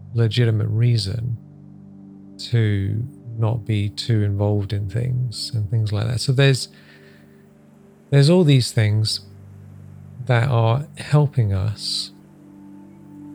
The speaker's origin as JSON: {"language": "English", "region": "England", "country": "United Kingdom", "tie": "born or raised there", "also_born_or_lived": "Africa", "said": "I moved from Africa to England when I was a young boy"}